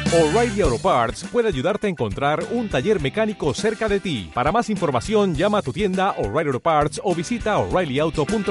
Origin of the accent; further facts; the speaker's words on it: Spain; somos los españoles